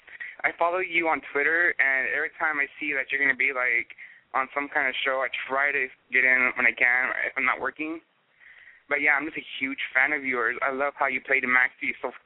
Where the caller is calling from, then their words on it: Pasadena, Texas, United States; Hi, I'm calling from Pasadena, Texas.